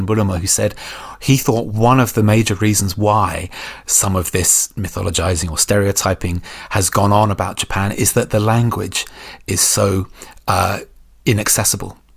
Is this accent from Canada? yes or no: no; United Kingdom; as Brits